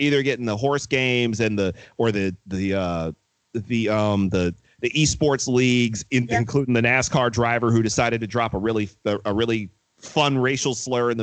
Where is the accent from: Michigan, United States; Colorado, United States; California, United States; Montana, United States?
Michigan, United States; Detroit; I grew up in Detroit in the 1980s and 90s